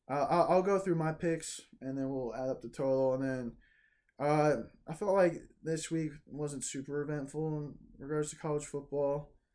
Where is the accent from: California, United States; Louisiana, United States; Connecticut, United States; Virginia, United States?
Virginia, United States; growing up in Virginia